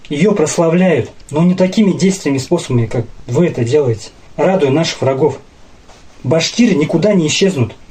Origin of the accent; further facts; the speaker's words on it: Bashkortostan, Russia; also born or lived in Kazakhstan; я родом с Казахстана, вырос в республике Башкортостан.